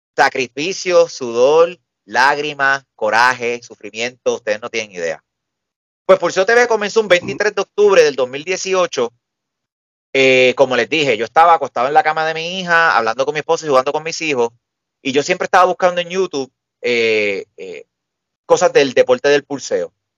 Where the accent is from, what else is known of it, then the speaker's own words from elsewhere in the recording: Puerto Rico; aquí todos somos puertorriqueños